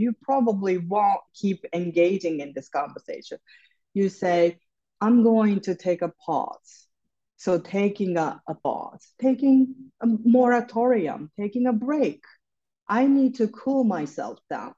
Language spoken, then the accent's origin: English; Japan; moved away as an adult; now in New York City, United States; I grew up in Japan. I live in New York City. I came here for college and ended up staying here.